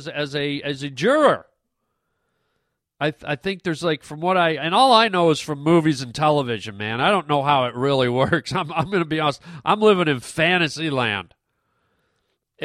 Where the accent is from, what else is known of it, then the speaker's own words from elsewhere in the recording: Canada; now in United States; I'm a Canadian citizen